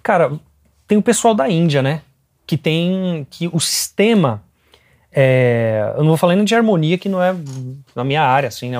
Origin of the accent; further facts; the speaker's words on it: Brazil; eu sou brasileiro